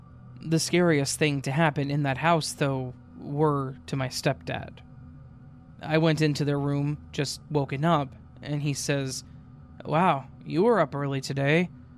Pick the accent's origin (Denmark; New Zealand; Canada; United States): Denmark; English is a second language; I'm from Denmark, so my grammar isn't going to be perfect, but I'll try my best.